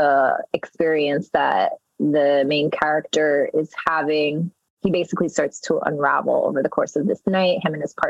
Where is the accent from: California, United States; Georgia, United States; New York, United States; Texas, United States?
New York, United States; New York City; first language Spanish; English is a second language; growing up in Jackson Heights, which is a melting pot of rich culture and many diverse groups